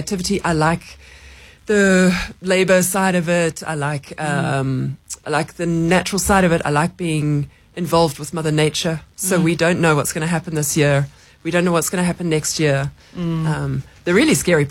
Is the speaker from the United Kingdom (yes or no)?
no; New Zealand; moved away as an adult; now in Johannesburg, South Africa; I'm a Kiwi originally